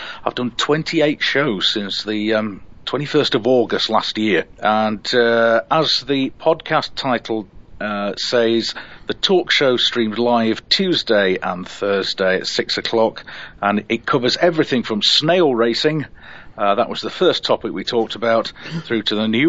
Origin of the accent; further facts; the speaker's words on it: Sheffield, Yorkshire and the Humber, United Kingdom; now in Norfolk; I mean, I come from Sheffield, which is built on seven hills. I'm an excellent hill starter in my car.